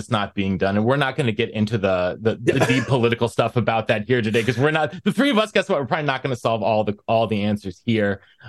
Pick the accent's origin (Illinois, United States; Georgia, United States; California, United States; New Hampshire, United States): New Hampshire, United States; Hanover; moved away as an adult; also born or lived in Norwich, Vermont / Wisconsin; In my hometown of Hanover, New Hampshire, and Norwich, Vermont, across the river.